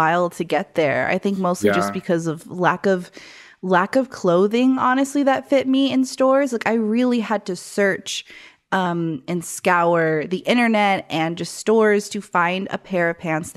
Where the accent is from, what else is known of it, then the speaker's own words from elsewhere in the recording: Arizona, United States; moved away; I came from Arizona